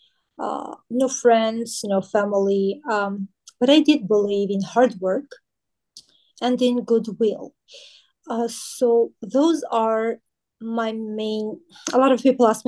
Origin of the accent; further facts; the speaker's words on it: Armenia; now in Los Angeles, United States; I'm from Armenia